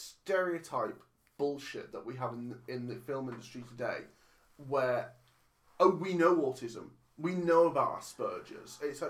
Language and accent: English; England, United Kingdom; I'm English.